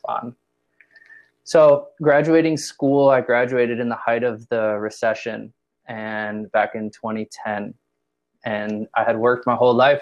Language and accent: English; Chicago, Illinois, United States; moved away as an adult; also born or lived in Indiana / Los Angeles; I'm from the Midwest, born and raised Chicago, Illinois